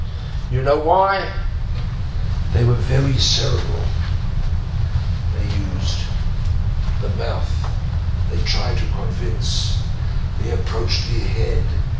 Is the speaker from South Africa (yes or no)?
yes; South Africa; I'm a South African, and I'm old enough